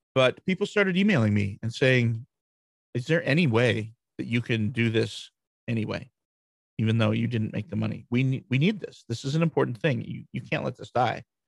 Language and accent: English; Grand Rapids, Michigan, United States; I'm from Grand Rapids, Michigan, USA.